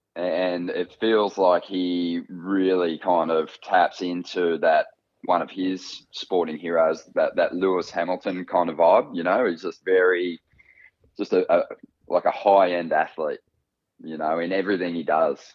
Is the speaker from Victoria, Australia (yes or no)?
no; North Coast, New South Wales, Australia; we grew up on the North Coast